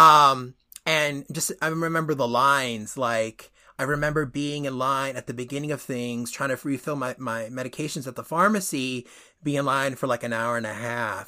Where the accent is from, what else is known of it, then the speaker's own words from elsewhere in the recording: Northeast, United States; also born or lived in Dominican Republic; I was born on the i, or on the, that half of the island and, uh, immigrated when I was a baby and grew up in, in the Northeast